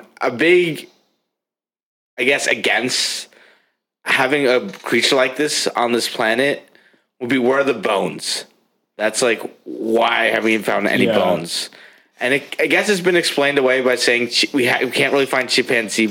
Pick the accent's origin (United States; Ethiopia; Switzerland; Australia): Switzerland; moved away; my home country of Switzerland